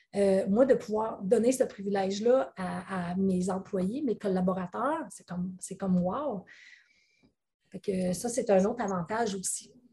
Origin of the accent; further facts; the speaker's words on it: Quebec, Canada; accent: Québécois; mon accent québécois